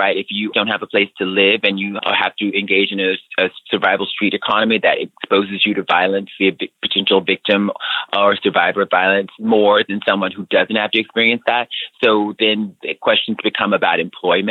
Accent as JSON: {"language": "English", "region": "Alabama", "country": "United States", "tie": "born or raised there", "said": "as a young person growing up in Alabama"}